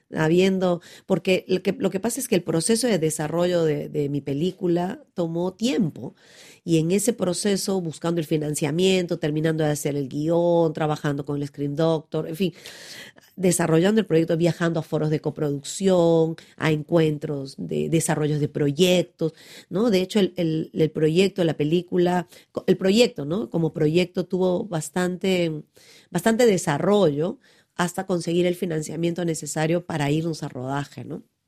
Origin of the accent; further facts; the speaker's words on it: Pucallpa, Ucayali, Peru; en Pucallpa, donde yo nací